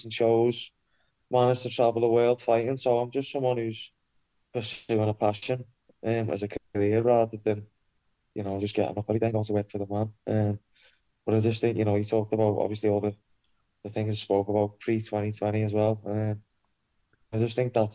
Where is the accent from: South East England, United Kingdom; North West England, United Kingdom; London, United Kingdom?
North West England, United Kingdom; Liverpool; So obviously I'm from Liverpool, grew up in Speke, rough council estate